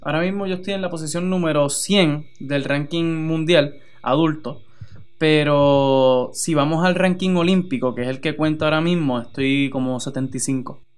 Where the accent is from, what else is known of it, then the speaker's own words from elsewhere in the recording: Utuado, Puerto Rico; lo que es mi país y lo que es mi pueblo son, son gente inigualable